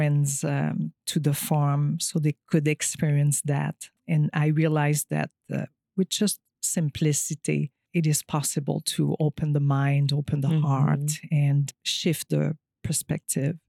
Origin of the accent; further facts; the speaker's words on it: Quebec, Canada; English is a second language; moved away as an adult; also born or lived in California; I am French Canadian. I come from a small village about an hour from Montreal